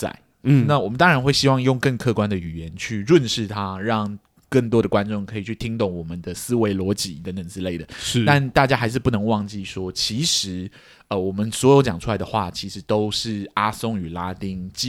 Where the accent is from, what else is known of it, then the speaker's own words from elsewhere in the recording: Laos; also born or lived in Thailand; 那我到底在哪里长大的呢？我在一个非常冷门的国家哦，那个国家叫寮国，这样，英文的名称叫 Laos。